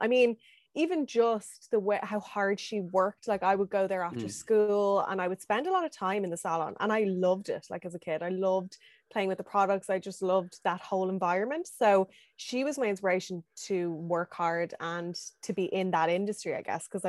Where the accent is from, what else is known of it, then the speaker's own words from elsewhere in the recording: Dublin, Leinster, Ireland; Growing up Dublin was great. Like I had access to everything. I had my first job in city center in town.